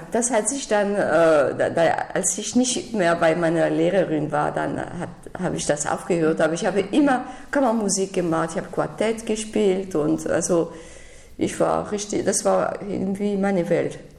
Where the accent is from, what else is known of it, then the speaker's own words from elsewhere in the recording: Sion, Valais, Switzerland; German is a second language; also born or lived in Detmold / Paris; now in Berlin, Germany; ich bin in der Schweiz, in Sion geboren